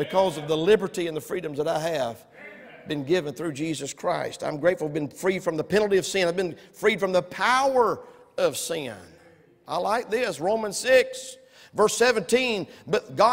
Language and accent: English; United States; I was born in America